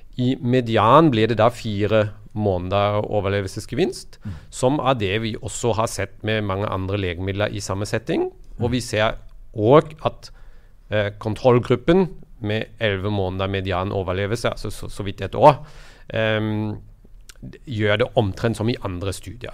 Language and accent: Norwegian; Germany; now in Norway; mitt hjemland i Tyskland